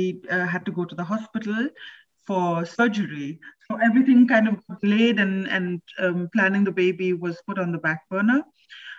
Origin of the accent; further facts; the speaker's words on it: India; now in Berlin, Germany; I am from India.